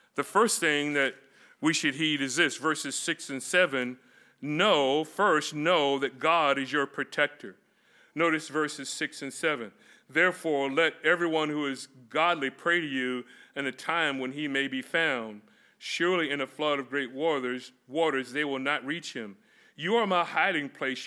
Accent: Florida, United States; moved away; also born or lived in California; me growing up in Florida

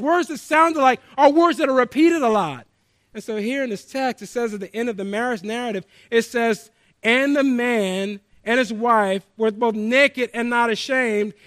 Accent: the South, United States; I grew up in the South

